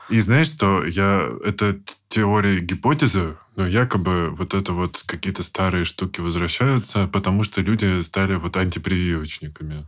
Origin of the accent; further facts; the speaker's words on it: Stupino, Moscow Oblast, Russia; я из Ступино